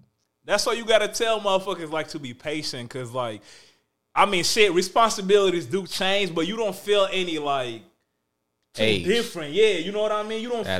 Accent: Kenya; moved away; I was born in Kenya

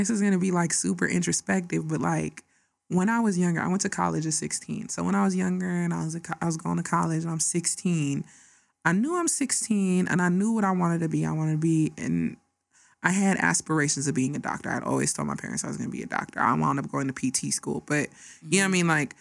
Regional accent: Nigeria; being Nigerian

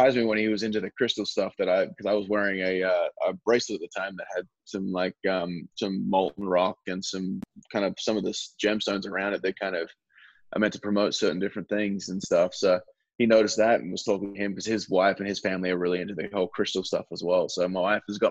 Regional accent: Perth, Western Australia, Australia; a kid from my hometown called Daniel Ricciardo

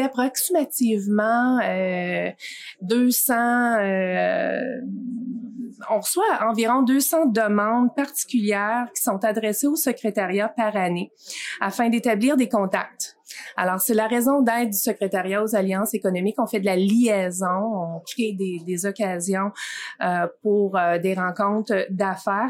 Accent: Amos, Quebec, Canada; born or raised there

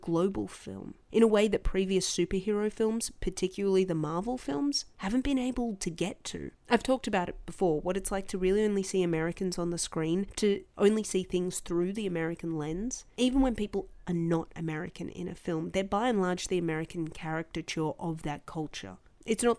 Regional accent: Australia; as an Australian

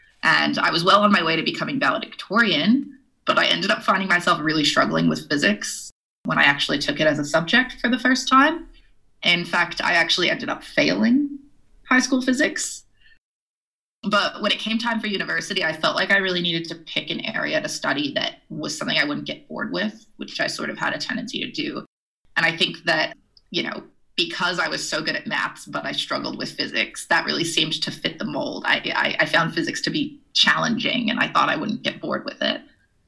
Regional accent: Edgewood, New Mexico, United States; Well, I'm from Edgewood, New Mexico, which is this really tiny town to the east of Albuquerque, New Mexico, up in the mountains. And that's where I went to high school.

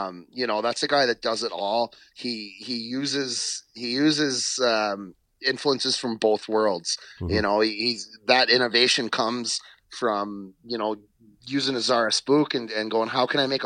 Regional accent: Ontario, Canada; also born or lived in western Canada / United States; now in New Brunswick, Canada; So I grew up in Ontario, spent some time out west. When I moved east

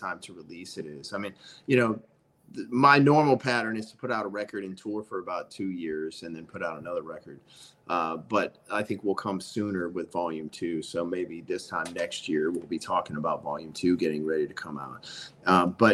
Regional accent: the South, United States; I'm from the South

